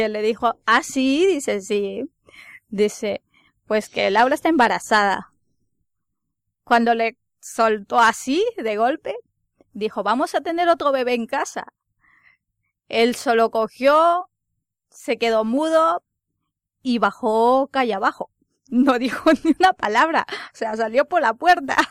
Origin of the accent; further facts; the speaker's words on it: Ecuador; moved away as an adult; now in Spain; soy de Ecuador, llevo cinco años aquí en España